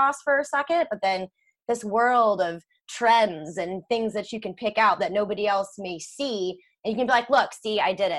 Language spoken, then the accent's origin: English; St. Louis, Missouri, United States; born and raised in St. Louis